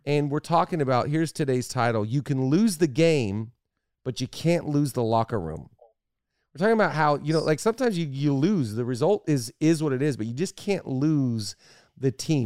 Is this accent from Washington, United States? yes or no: yes; Seattle, Washington, United States; I'm from Seattle